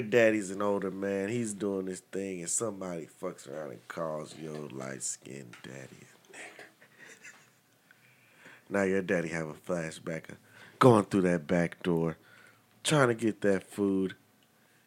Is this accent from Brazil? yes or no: no; United States; I'm American. Shit, I was born here